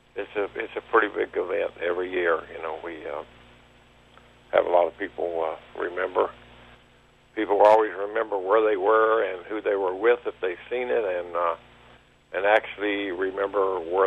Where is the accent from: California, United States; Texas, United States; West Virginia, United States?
West Virginia, United States; Southern; now in Columbus, United States; growing up in Southern West Virginia and being paralyzed when I was a kid